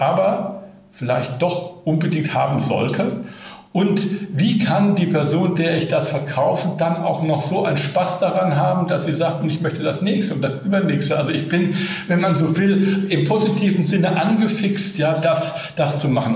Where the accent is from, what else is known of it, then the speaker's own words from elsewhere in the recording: Berlin, Germany; hier in meiner Heimatstadt Berlin